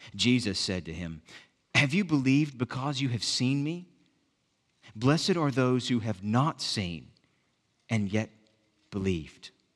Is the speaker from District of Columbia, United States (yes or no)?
no; Southwest Alabama, United States; moved away; in the village where I grew up in Southwest Alabama